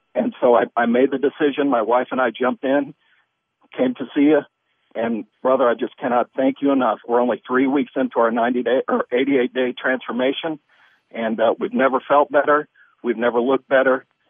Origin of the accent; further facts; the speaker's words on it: Missouri, United States; moved away; I'm from Missouri originally, and that's the show me state